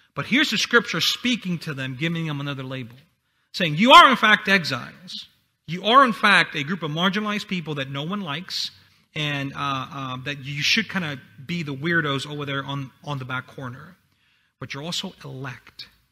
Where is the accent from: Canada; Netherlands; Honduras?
Honduras; English is a second language; moved away; I'm from Honduras, so English is my second language